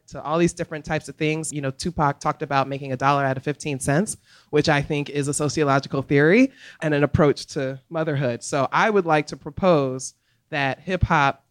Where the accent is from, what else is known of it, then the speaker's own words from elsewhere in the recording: New York City, New York, United States; now in Philadelphia, United States; I'm originally from the Bronx